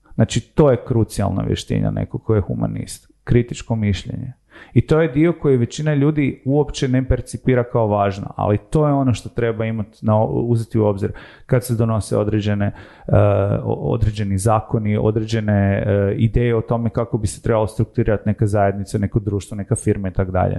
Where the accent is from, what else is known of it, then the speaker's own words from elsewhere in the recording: Zagreb, City of Zagreb, Croatia; also born or lived in Rijeka / Tokyo; rodio sam se u Rijeci, odrastao sam u Zagrebu